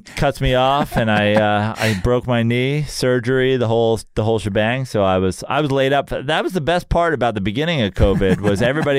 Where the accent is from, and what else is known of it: Katonah, New York, United States